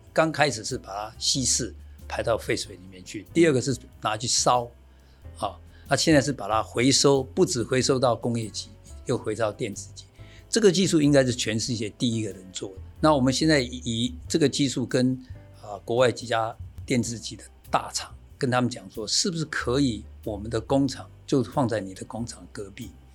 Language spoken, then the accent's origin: Chinese; Taiwan; moved away; also born or lived in United States; 台湾，我从一九八二年回来到现在